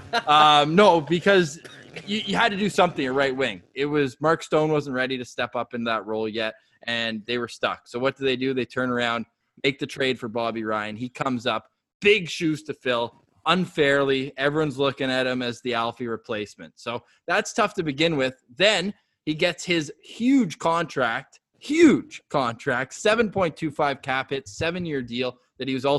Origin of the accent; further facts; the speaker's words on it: Ottawa, Ontario, Canada; now in Toronto, Canada; I'm born and raised in Ottawa, although I'm talking from the heart of enemy territory in downtown Toronto.